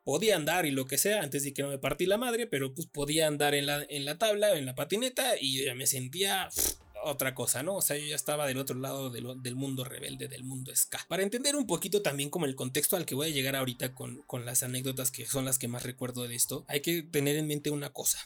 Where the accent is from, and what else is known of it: Mexico